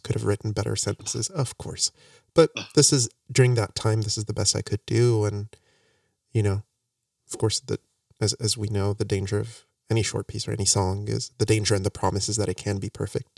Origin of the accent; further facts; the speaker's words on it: Morocco; now in United States; I came back from Morocco